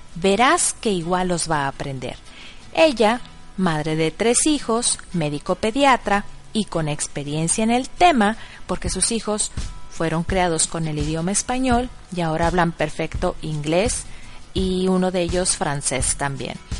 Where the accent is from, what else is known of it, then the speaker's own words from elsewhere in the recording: Monterrey, Nuevo León, Mexico; first language Spanish; moved away as an adult; now in Bad Neustadt, Germany; yo soy mexicana, de padres mexicanos. Nací en el meritito Monterrey y en casa siempre se habló español o castellano